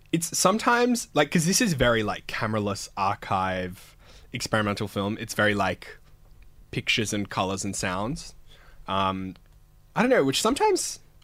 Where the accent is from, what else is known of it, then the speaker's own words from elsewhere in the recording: Canberra, Australian Capital Territory, Australia; moved away; I'm from Canberra